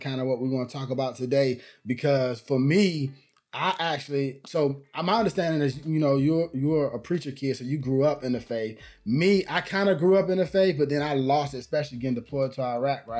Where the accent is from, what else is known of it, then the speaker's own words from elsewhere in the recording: Atlanta, Georgia, United States; moved away as an adult; now in Los Angeles, United States; I'm from Atlanta, Georgia.